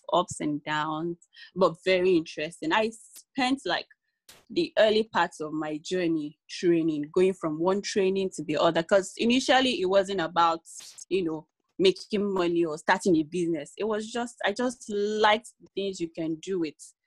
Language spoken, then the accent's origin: English; Ibadan, Oyo, Nigeria; moved away as an adult; also born or lived in Lagos State; now in Lagos, Nigeria; I was born and bred in Ibadan, Oyo State, but I now live and work in Lagos State due to marriage and all.